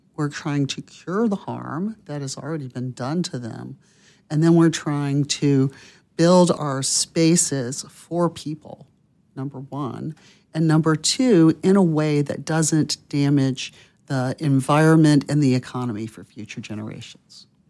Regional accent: Pensacola, Florida, United States; my hometown of Pensacola, Florida

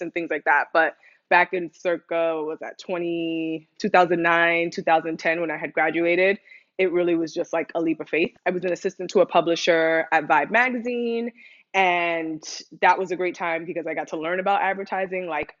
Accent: New York, United States; moved away as an adult; also born or lived in Dominican Republic (ancestry); now in Los Angeles, United States; I'm Dominican American, first gen kid, which I feel like a lot of folks listening can relate to, and grew up in New York, in the Bronx specifically

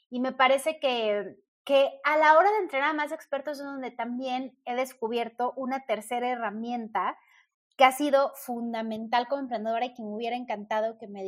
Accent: Mexico

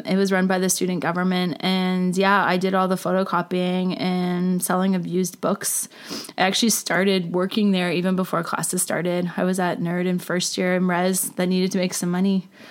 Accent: Port Hope, Ontario, Canada; I grew up in a small town in Ontario called Port Hope. It's about an hour east of Toronto, just off the 401.

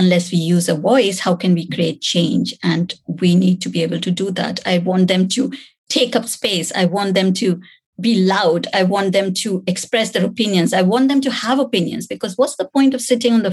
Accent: India; moved away; growing up in India

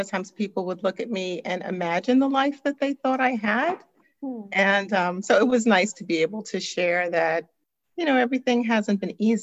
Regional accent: New York City, New York, United States; now in Atlanta, United States; I was born and raised in Brooklyn, New York.

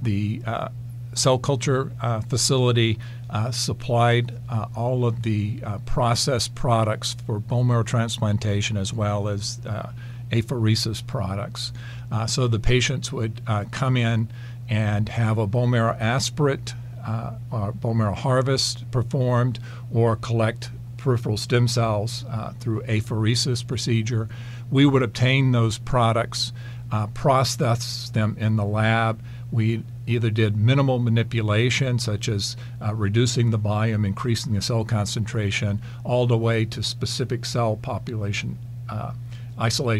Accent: North Carolina, United States; moved away as an adult; also born or lived in Nebraska; my home state is North Carolina, so it was moving back home

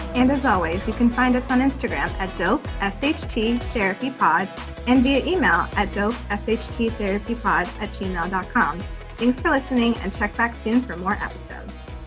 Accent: California, United States; we're all California based, born and raised in California

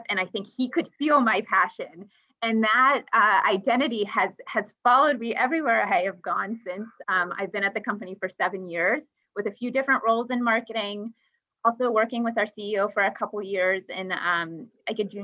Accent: Pennsylvania, United States; now in Pittsburgh, United States; I'm from a very rural town, about 30 miles outside of Pittsburgh

